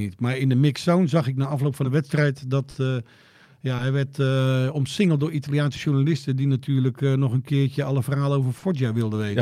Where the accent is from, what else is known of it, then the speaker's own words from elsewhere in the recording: Joure, Friesland, Netherlands; dat ik uit Jouweren kom